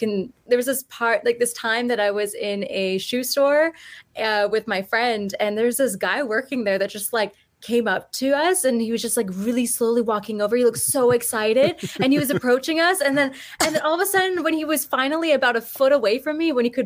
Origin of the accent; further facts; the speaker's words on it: Vancouver, British Columbia, Canada; accent: Canadian; I was born and raised in Vancouver, BC. So that's where I am right now.